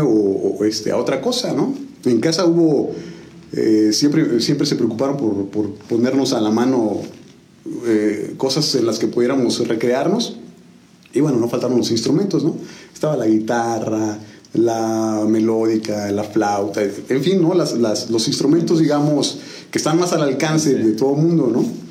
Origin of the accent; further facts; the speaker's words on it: San Juan del Río, Querétaro, Mexico; also born or lived in Tequisquiapan; originario pues realmente soy sanjuanense, ¿no? Yo llegué a San Juan del Río un julio del 82, ¿no? Órale. Tengo 40 años, entonces pues 38 años en San